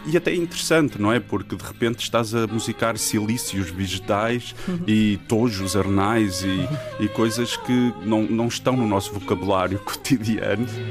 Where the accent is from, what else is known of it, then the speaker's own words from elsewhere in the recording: Trás-os-Montes, Portugal; sendo transmontano